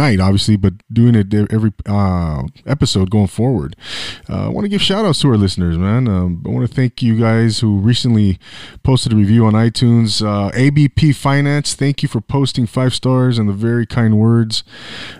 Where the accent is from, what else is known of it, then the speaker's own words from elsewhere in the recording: Inland Empire, California, United States; also born or lived in Orange County; I lived in the 714 and I grew up in the Inland Empire.